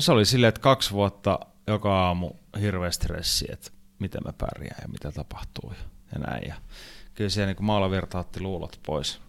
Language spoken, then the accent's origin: Finnish; Finland; Mä lensin takas Suomeen